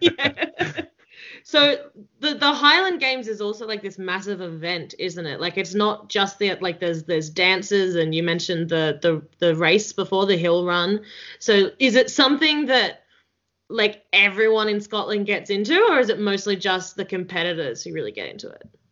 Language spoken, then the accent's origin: English; Australia; accent: Australian; I feel like my Australian accent gets thicker